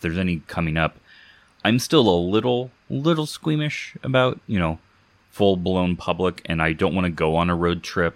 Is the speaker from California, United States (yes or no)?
yes; Southern California, United States; moved away; also born or lived in Kansas; any kid growing up in Southern California, the Vegas trips as with families were all really, really good